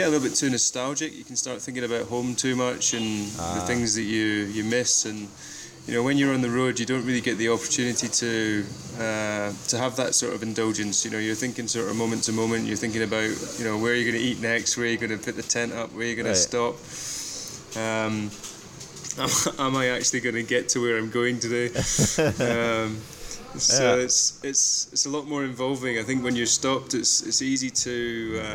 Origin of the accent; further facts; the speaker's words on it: Scotland, United Kingdom; also born or lived in Leicester, England; now in England; I actually live in England, but I'm originally from Scotland.